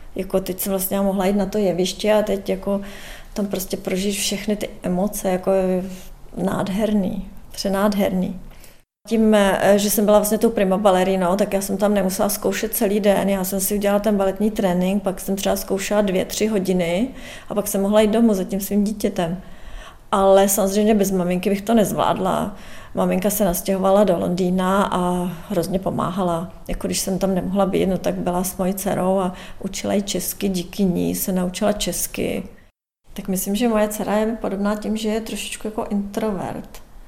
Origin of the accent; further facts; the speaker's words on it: Czechia; moved away as an adult; now in London, United Kingdom; Stále se cítím jako Češka, budu vždycky Češka.